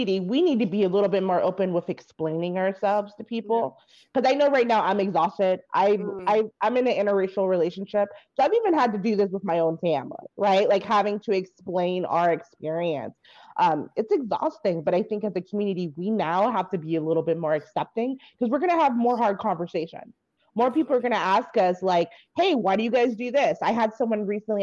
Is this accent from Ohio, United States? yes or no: no; Bay Area, California, United States; I come from Bay Area, which is highly diverse. Like, I had groups of friends of all races of people